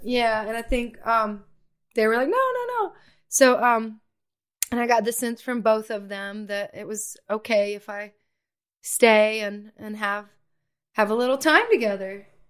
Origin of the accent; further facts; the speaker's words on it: Atlanta, Georgia, United States; now in Johnson City, United States; back home to Atlanta